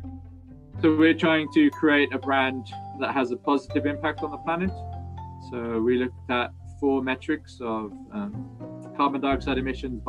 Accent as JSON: {"language": "English", "area": "Cornwall", "region": "South West England", "country": "United Kingdom", "tie": "born or raised there", "also_born_or_lived": "New Zealand / Mumbai, India", "moved": "as an adult", "said": "So growing up where I am now, so growing up in Cornwall"}